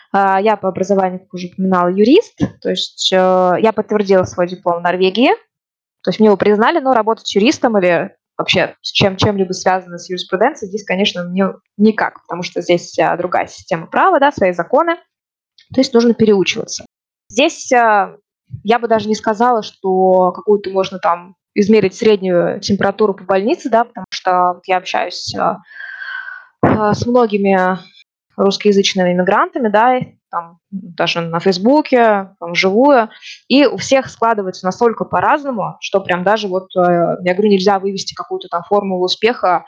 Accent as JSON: {"language": "Russian", "town": "Ufa", "region": "Bashkortostan", "country": "Russia", "tie": "born or raised there", "also_born_or_lived": "Moscow, Russia", "moved": "as an adult", "lives_now": "Norway", "said": "я родом из Уфы"}